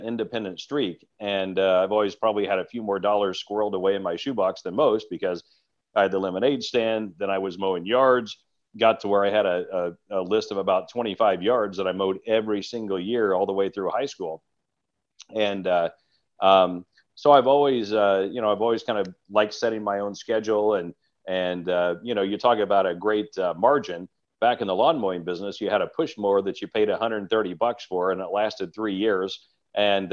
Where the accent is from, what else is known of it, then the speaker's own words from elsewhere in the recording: Southern Illinois, United States; now in Nashville, United States; My journey started in Southern Illinois. Son of a local banker, and they still live back in my hometown